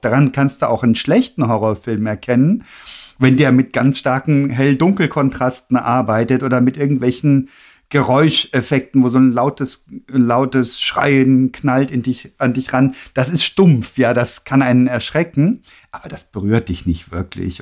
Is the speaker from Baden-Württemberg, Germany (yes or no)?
yes; Freiburg im Breisgau, Baden-Württemberg, Germany; Ich bin in der Nähe aufgewachsen, ne, also in Freiburg im Breisgau